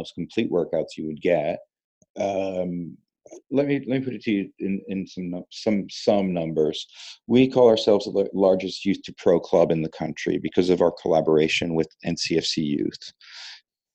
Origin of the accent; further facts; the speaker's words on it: Italy; moved away as an adult; also born or lived in Columbus / Boston; now in Raleigh, United States; I grew up in Italy